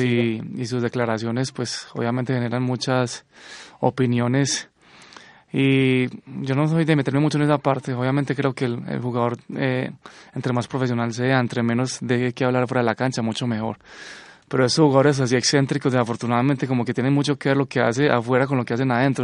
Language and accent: Spanish; Colombia; obviamente soy colombiano